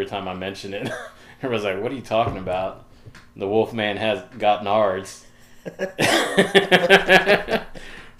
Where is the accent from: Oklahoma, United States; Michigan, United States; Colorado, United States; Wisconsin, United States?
Oklahoma, United States; moved away as an adult; also born or lived in Germany; now in Dallas, United States; Just a kid, grew up in Oklahoma, moved down to Dallas about a decade ago